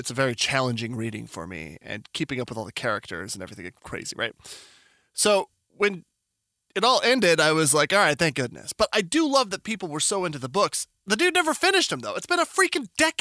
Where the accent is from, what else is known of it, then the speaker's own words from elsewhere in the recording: New Mexico, United States; I'm from New Mexico